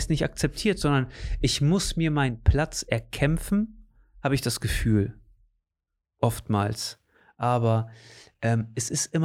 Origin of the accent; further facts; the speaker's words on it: Portugal; also born or lived in Germany; ich bin hier aufgewachsen und ich bin in Portugal aufgewachsen und ich bin, weißt du, das gehört alles zu mir